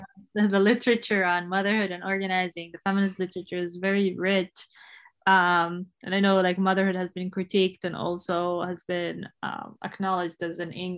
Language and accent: English; Umm al-Fahm, Haifa District, Israel; I am from Umm al-Fahm, my family lives there.